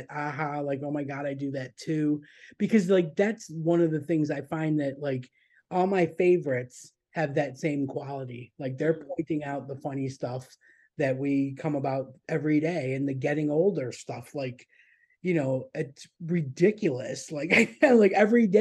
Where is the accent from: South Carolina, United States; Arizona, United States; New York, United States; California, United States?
New York, United States; Buffalo; I grew up in Buffalo, but not the real New York.